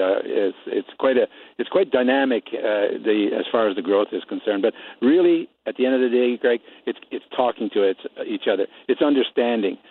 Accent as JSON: {"language": "English", "country": "Netherlands", "moved": "yes", "lives_now": "Nipawin, Canada", "said": "I'm an i-, immigrant myself. I come from Holland"}